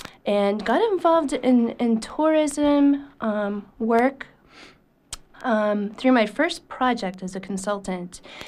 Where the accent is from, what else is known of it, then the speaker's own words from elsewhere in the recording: Aroostook County, Maine, United States; moved away as an adult; also born or lived in Boston / Indiana / Hancock County, Maine; I was born in Arista County, and I was in Arista County pretty much until I graduated from college.